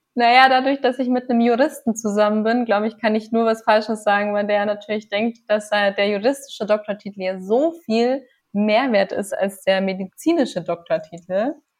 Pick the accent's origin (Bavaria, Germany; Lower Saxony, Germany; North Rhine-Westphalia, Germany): Bavaria, Germany; Passau; also born or lived in Göttingen; now in Augsburg, Germany; Ich komme aus Passau